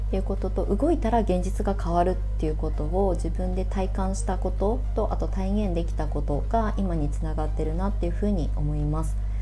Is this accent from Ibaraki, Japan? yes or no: yes; Ibaraki, Japan; moved away as an adult; also born or lived in Tokyo; now in Shonan, Japan; 高速バスで茨城県から、あの、東京に上京することはもう決まっていた